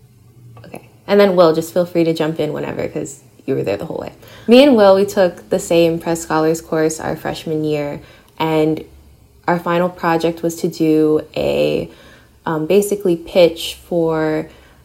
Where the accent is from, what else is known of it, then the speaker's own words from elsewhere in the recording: New York City, New York, United States; I am a half Filipino, half Puerto Rican Bronxite, born and raised in NYC